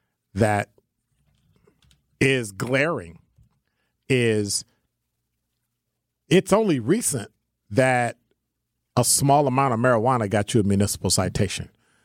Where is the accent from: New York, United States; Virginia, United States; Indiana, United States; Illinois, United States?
Illinois, United States; I'm from Illinois too.